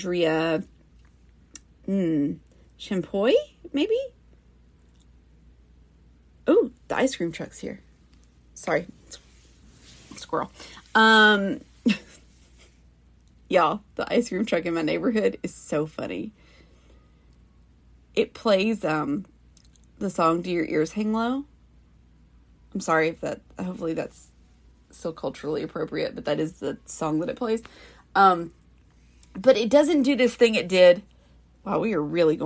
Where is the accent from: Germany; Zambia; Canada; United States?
United States; the South; accent: Southern; I'm from the South, and so, I mean, I have my moments where I sound more Southern